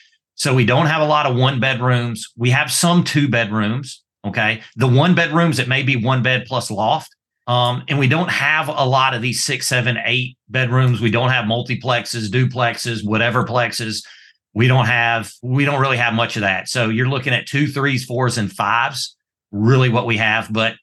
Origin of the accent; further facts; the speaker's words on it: Mississippi, United States; also born or lived in Italy / Georgia; So born in Italy, and you can probably tell by this accent, I've lived between Mississippi and Georgia my entire life.